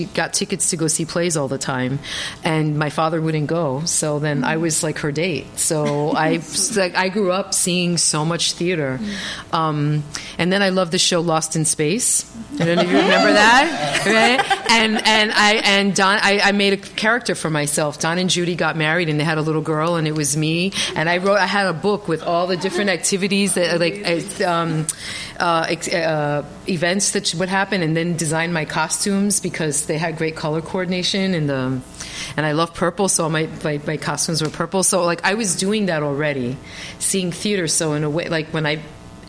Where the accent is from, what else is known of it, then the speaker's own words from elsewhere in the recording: New York, United States; I grew up in Inwood Heights in New York and in Dyckman, and there's a library there, and there were free puppet shows every week.